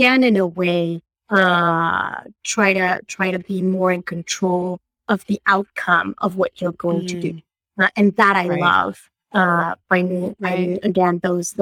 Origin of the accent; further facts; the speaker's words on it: Mexico City, Mexico; moved away as an adult; now in Rhode Island, United States; I was born and raised in Mexico, in Mexico City.